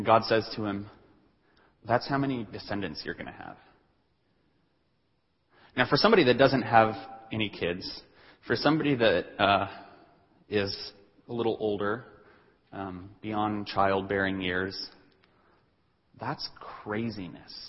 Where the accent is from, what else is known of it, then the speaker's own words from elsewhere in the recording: Denver, Colorado, United States; I grew up in Denver, and so Denver is not that big of a city.